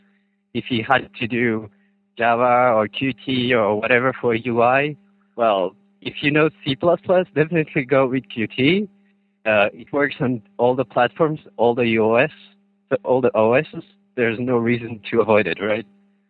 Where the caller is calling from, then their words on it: Switzerland; I'm calling from Switzerland.